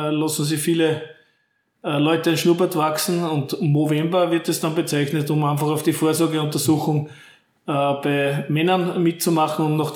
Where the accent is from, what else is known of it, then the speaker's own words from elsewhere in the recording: St. Pölten, Lower Austria, Austria; now in Herzogenburg, Austria; Hier, ähnlich wie meine Heimatstadt St. Pölten, hat sich ja Herzogenburg in den letzten Jahren sehr, sehr toll entwickelt.